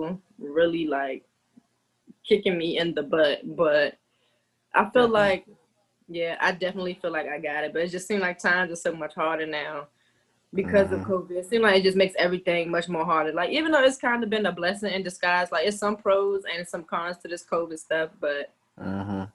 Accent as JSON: {"language": "English", "town": "Upper Marlboro", "region": "Maryland", "country": "United States", "tie": "born or raised there", "said": "my aunt raised me and my two of my sisters. So I've lived in Upper Marlboro with my aunt"}